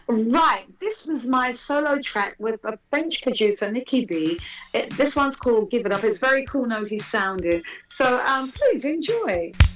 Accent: United Kingdom; I'm, I'm British.

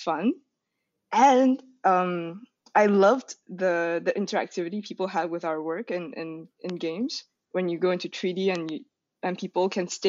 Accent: Malaysia; moved away; I was actually starting from Malaysia, so it's like this kind of, I don't want to say small, but it's like a country in Southeast Asia

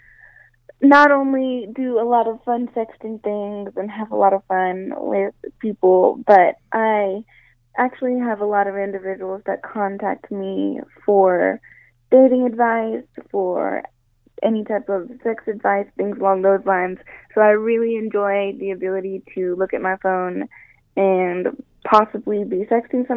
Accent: Tennessee, United States; moved away as an adult; I was born and raised in Tennessee

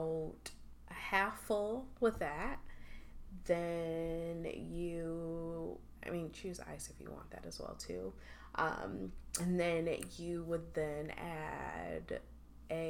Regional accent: Chicago, Illinois, United States; We're from Chicago

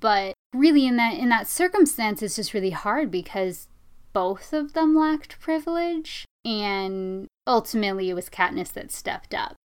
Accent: United States; I didn't have the same types of discrimination against me growing up that a lot of people of Eastern Asian descent have here in this country

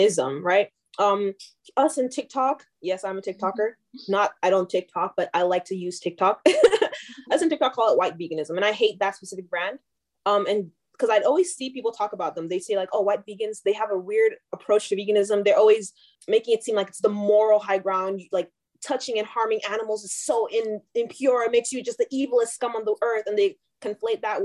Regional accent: Nigeria; moved away; also born or lived in Calgary, Canada; I'm from Nigerian

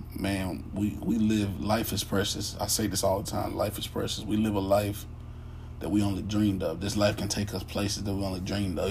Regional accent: United States; I am an African American

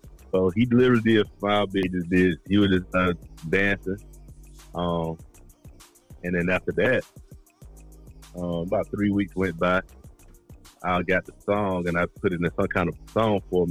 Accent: Atlanta, Georgia, United States; when you born and raised in Atlanta, you start seeing people you went to school with since second grade

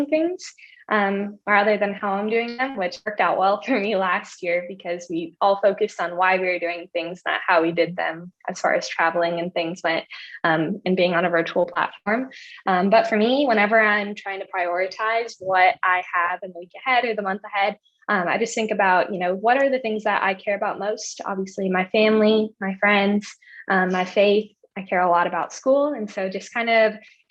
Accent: Moore, Montana, United States; moved away as an adult; now in Texas, United States; I'm originally from Moore, Montana, which is a small town in the middle of Montana.

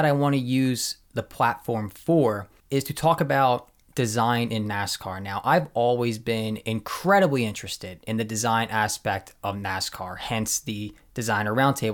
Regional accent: Philadelphia, Pennsylvania, United States; I am from Philly

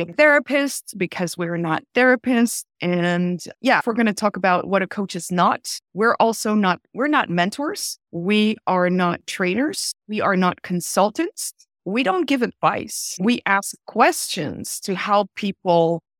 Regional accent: Belgium; moved away as an adult; also born or lived in Vienna, Austria / Paris, France; now in New York, United States; I was born and raised in Belgium

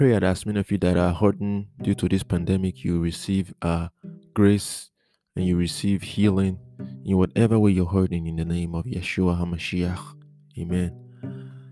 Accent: Nigeria; also born or lived in Maiduguri, Borno, Nigeria; I'm from Nigeria, okay? I was in Maiduguri, the northern part of Nigeria.

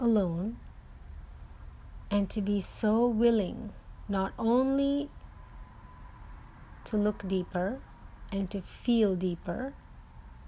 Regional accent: India; moved away; When I was growing up in India

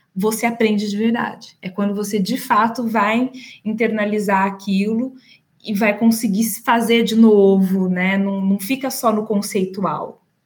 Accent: Campinas, São Paulo, Brazil; moved away as an adult; now in São Paulo, Brazil; Eu sou de Campinas, interior de São Paulo. É, moro em São Paulo há 20 anos

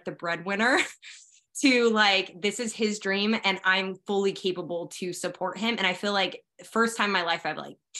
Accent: Sacramento, California, United States; moved away as an adult; now in Bakersfield, United States; I'm originally from Sacramento

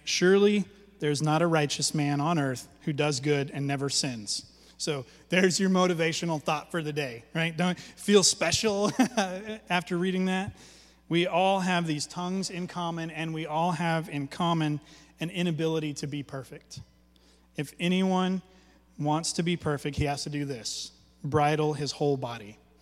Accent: Alaska, United States; when I was a kid growing up in Alaska

